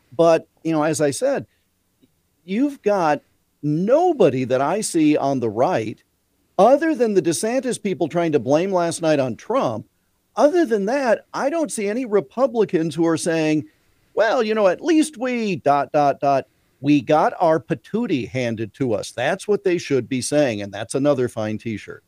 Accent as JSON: {"language": "English", "region": "Iowa", "country": "United States", "tie": "born or raised there", "said": "my home state of Iowa"}